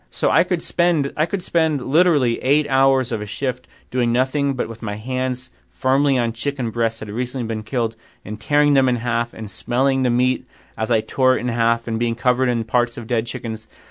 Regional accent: New York, United States; I'm from New York

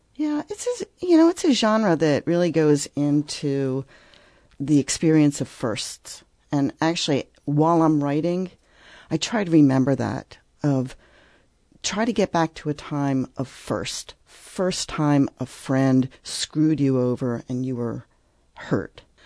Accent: Philadelphia, Pennsylvania, United States; I grew up in Philadelphia

